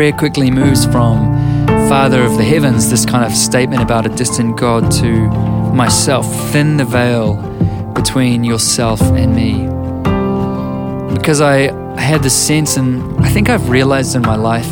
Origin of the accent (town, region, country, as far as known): New Zealand